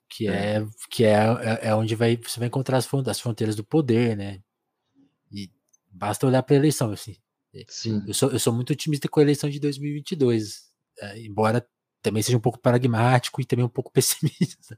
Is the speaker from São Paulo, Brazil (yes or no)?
yes; Ribeirão Preto, São Paulo, Brazil; eu sou de Ribeirão, eu sou de Ribeirão Preto, eu sou de São Paulo, mas eu vivo aqui no interior de São Paulo